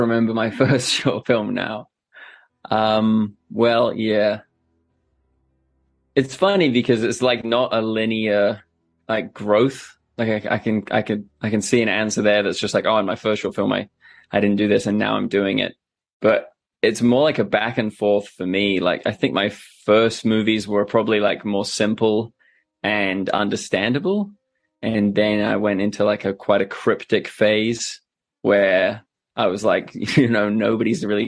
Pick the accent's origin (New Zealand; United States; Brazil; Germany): New Zealand; I'm a filmmaker from New Zealand